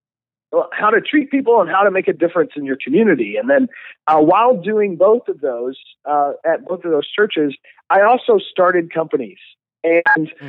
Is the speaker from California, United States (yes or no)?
no; Lexington, Kentucky, United States; moved away; also born or lived in Dallas, Texas; I was born and raised in Lexington, Kentucky